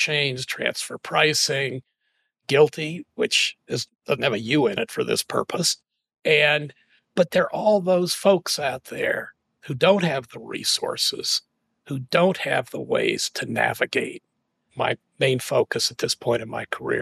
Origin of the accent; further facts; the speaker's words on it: St. Louis, Missouri, United States; moved away as an adult; also born or lived in Washington, D.C.; I grew up in St. Louis